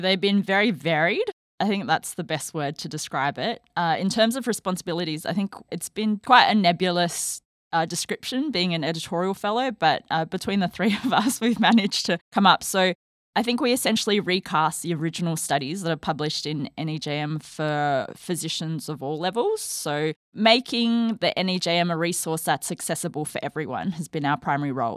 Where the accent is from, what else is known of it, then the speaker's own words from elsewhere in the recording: Australia; moved away as an adult; I am an Australian trained endocrinologist, and before starting this fellowship, I was living in Australia, so I'm heading back home